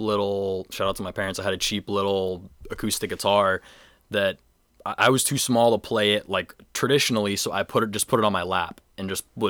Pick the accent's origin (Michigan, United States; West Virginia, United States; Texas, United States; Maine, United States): Maine, United States; North Yarmouth; I'm from North Yarmouth for sure.